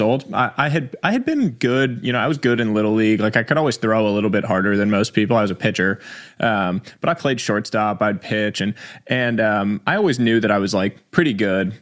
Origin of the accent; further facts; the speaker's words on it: New York City, New York, United States; I was born in New York City